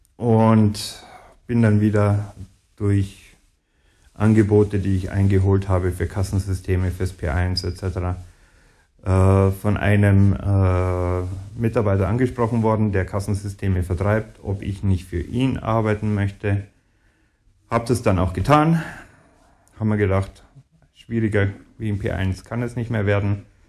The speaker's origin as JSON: {"language": "German", "town": "Ingolstadt", "region": "Bavaria", "country": "Germany", "tie": "born or raised there", "also_born_or_lived": "near Munich", "said": "in Ingolstadt, wo ich aufgewachsen bin"}